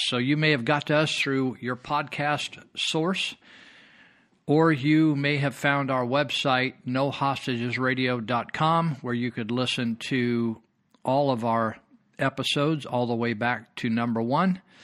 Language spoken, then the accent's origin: English; California, United States; I grew up here, I was born and raised in California.